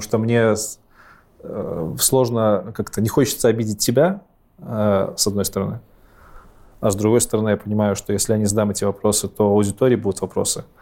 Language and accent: Russian; Belarus; У нас в Беларуси